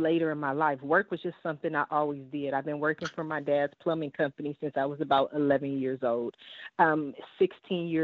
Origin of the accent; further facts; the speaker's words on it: Columbus, Ohio, United States; also born or lived in Washington, D.C.; now in California, United States; I was born in Washington, D.C., and I left there when I was two, and then I moved to Columbus, Ohio. So I've been in California since 85, but just my heart, just growing up, you know, I'm still that Columbus girl